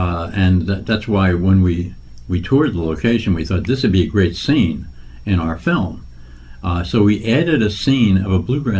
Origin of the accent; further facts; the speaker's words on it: Nutley, New Jersey, United States; In Nutley, New Jersey. It's about 30 minutes west of New York City.